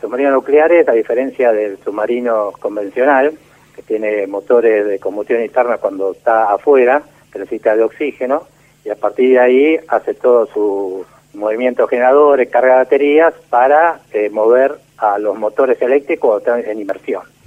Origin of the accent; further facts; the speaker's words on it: Buenos Aires, Argentina; Yo soy porteño